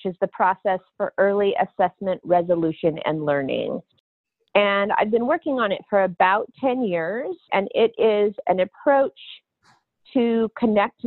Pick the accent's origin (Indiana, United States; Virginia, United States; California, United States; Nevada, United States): Nevada, United States; Reno; also born or lived in Montana; I grew up in Reno, Nevada. I was born in Montana in the middle of winter.